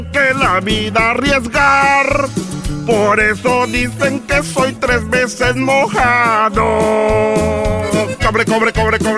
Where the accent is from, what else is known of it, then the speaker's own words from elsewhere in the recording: El Salvador; moved away; Cuando me vine de mi tierra El Salvador, con la intención de llegar a Estados Unidos, sabía que necesitaría más que valor